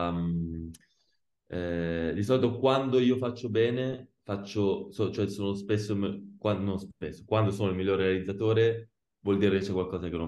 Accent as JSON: {"language": "Italian", "town": "Pescara", "region": "Abruzzo", "country": "Italy", "said": "Sì, Pescara, ti dirò, io sono di Pescara, però non ho mai giocato a, a Pescara."}